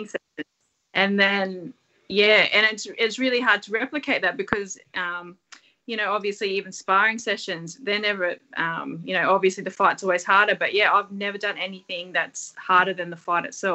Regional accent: Sydney, New South Wales, Australia; we're all from Western Sydney

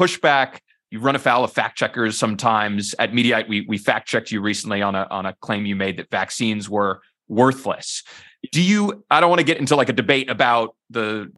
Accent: New York City, New York, United States; I grew up in New York City

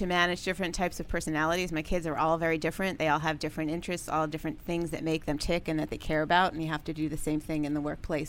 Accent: Long Island, New York, United States; Long Island, New York.

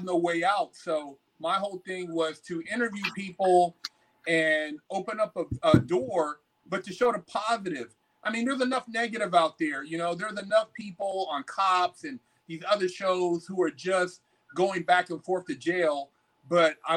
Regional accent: California, United States; I'm from California

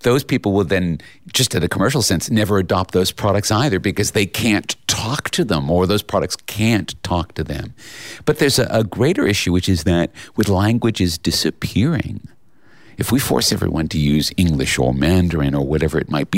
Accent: Australia

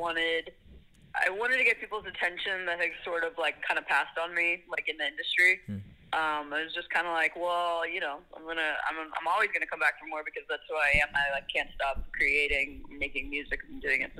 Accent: Las Vegas, Nevada, United States; now in Los Angeles, United States; I grew up in Las Vegas

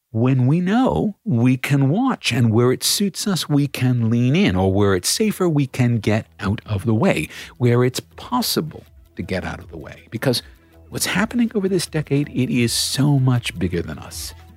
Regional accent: Australia

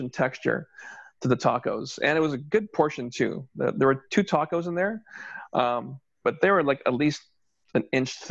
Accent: Toronto, Ontario, Canada; we're from Toronto

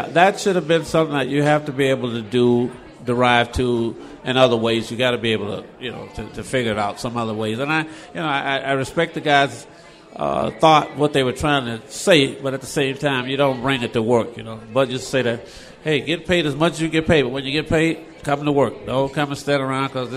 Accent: Mobile, Alabama, United States; moved away; I grew up in Mobile, Alabama.

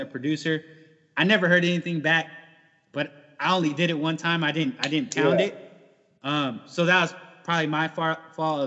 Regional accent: San Diego, California, United States; moved away as an adult; now in Iowa, United States; born and raised in San Diego

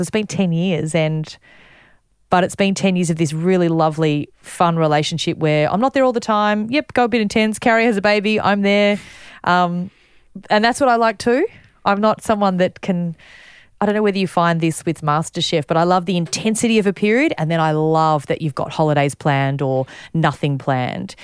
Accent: Warrnambool, Victoria, Australia; also born or lived in Ballarat; I grew up in Warrnambool, so not very far away.

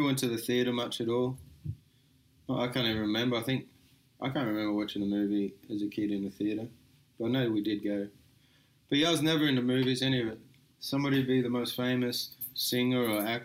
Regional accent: Echuca, Victoria, Australia; moved away as an adult; I grew up, I was born in Echuca Hospital, but I grew up about half an hour outside of it.

